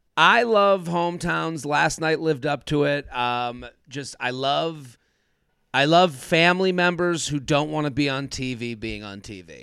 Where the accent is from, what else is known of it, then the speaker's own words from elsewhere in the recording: outside of Boston, Massachusetts, United States; I'm from outside of Boston, so I'm from the New England area